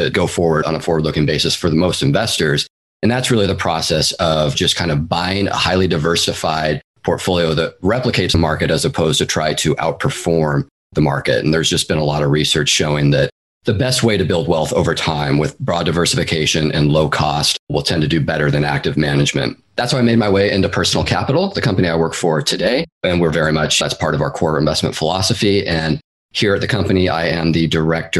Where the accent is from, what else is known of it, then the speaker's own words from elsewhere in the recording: Seattle, Washington, United States; now in San Francisco Bay Area, United States; I'm originally from the Pacific Northwest. I grew up in the east side of Seattle, actually. And then I moved down to the Bay Area in 2004, where I've been ever since and still am today.